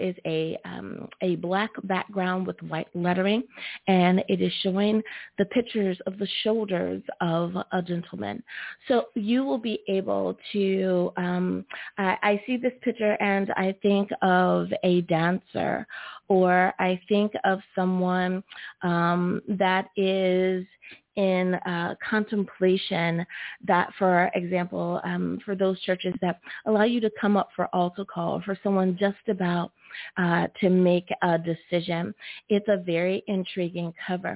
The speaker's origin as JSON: {"language": "English", "country": "United States", "said": "my home country, the good old US"}